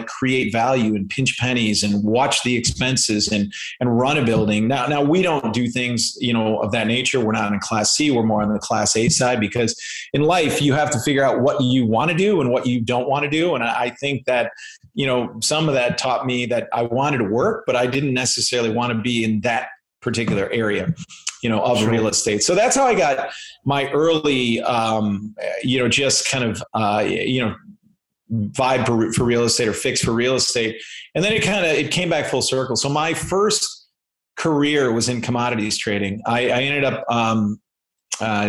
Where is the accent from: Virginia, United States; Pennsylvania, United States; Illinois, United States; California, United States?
Illinois, United States; Chicago; I grew up in Chicago and Chicago area, I should say, the suburbs of Chicago.